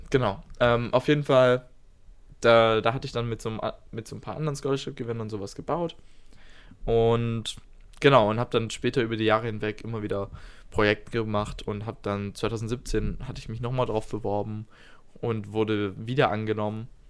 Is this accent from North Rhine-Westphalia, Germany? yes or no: no; Stuttgart, Baden-Württemberg, Germany; wir kommen beide hier aus Stuttgart. Wir waren in Schulen, die weniger als einen Kilometer voneinander entfernt sind